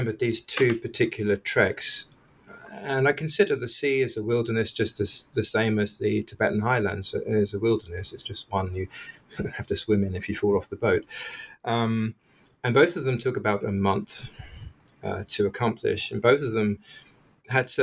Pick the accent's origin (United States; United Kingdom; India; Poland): United Kingdom; England; moved away as an adult; I come from England